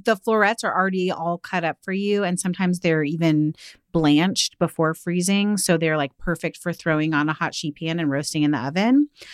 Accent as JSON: {"language": "English", "area": "outside of Seattle", "region": "Washington", "country": "United States", "tie": "born or raised there", "said": "growing up outside of Seattle"}